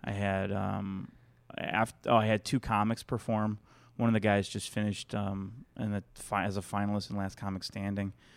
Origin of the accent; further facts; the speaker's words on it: Chicago, Illinois, United States; moved away as an adult; now in California, United States; I grew up in there, in, born and raised in Chicago.